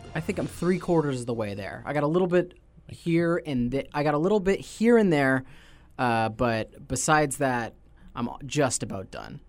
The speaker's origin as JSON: {"language": "English", "region": "Nova Scotia", "country": "Canada", "said": "we're from Nova Scotia, so we're from, like, one of the lobster touchstones"}